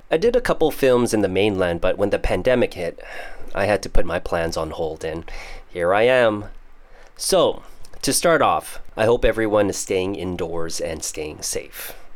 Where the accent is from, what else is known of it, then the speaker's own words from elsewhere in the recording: Toronto, Ontario, Canada; first language Teochew; I am your typical CBC, Chinese born Canadian, and I was born in Toronto, Canada.